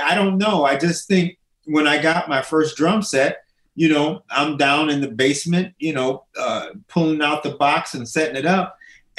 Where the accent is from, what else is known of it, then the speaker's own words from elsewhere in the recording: Minneapolis, Minnesota, United States; also born or lived in Springfield, Illinois; My preteen life, you know, in Minnesota was, I pretty much lived in the don't go to areas.